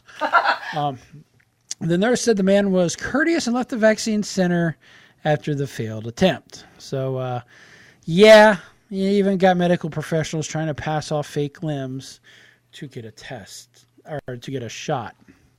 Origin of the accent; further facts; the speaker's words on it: Cincinnati, Ohio, United States; accent: Cincinnati; Let me throw my Cincinnati accent in here.